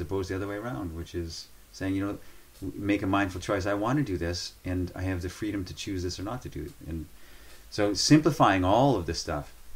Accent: Northern Canada, Canada; moved away; I was born and raised in northern Canada

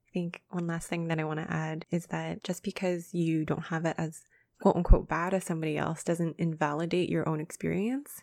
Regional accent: Canada; we are very privileged growing up in Canada

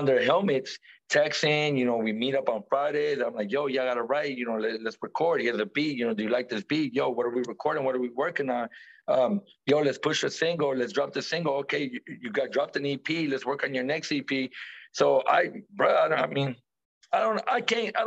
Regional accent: the Bay Area, California, United States; we're from the Bay

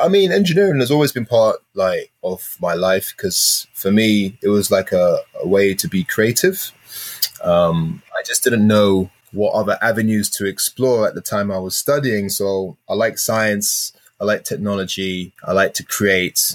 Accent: London, United Kingdom; I'm from South London.

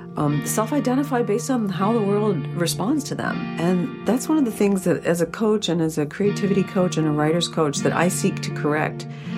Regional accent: Sylvania, Ohio, United States; I grew up in Ohio. Where? Just outside of Toledo in Sylvania.

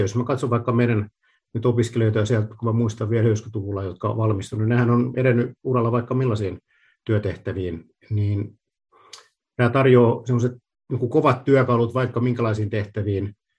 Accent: Luvia, Satakunta, Finland; moved away as an adult; also born or lived in Pori / Vaasa; Mä oon kotoisin porja Rauman välistä sellaisesta pienestä paikasta kuin Luvia, käynyt koulut Porissa

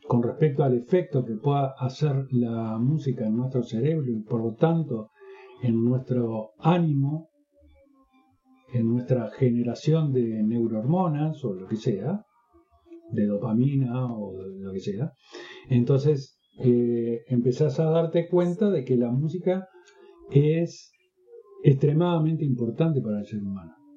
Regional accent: Uruguay; En mi país no existe, como existe en México, en Argentina, en Brasil, la carrera de musicoterapia

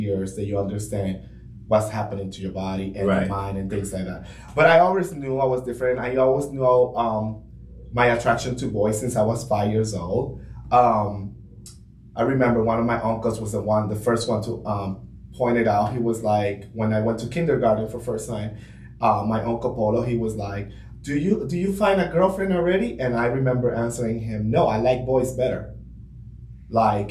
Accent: Florida, Puerto Rico; now in United States; I come from Florida, Puerto Rico

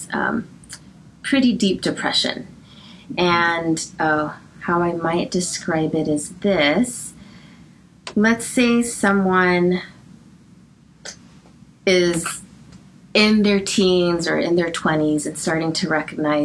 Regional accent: Los Angeles, California, United States; I was born and raised in Los Angeles, specifically Hacienda Heights, and I've always lived in the San Gabriel Valley

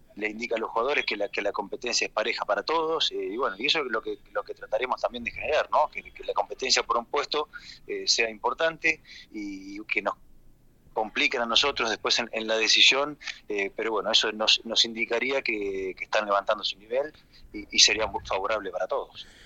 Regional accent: Argentina; soy argentino y desde que me retiré como jugador activo ya estoy radicado en mi país

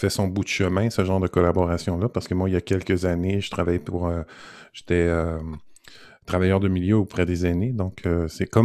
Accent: Montreal, Quebec, Canada; also born or lived in France; j'ai grandi à Montréal

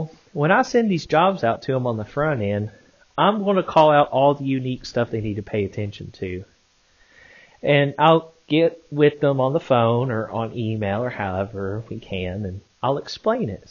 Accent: Arkansas, United States; I'm from Arkansas

